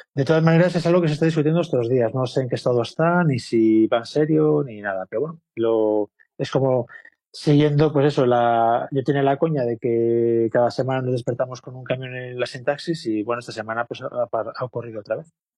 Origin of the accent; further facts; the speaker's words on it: Vigo, Galicia, Spain; now in Madrid, Spain; yo vivo en Madrid hace mucho. Soy de Vigo, pero llevo aquí 30 años